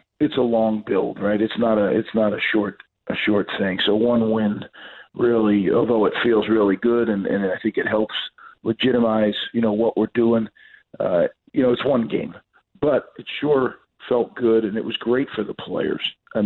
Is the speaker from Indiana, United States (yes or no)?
no; New Jersey, United States; I grew up in New Jersey. I always thought that New Jersey and Rutgers deserve to have a championship program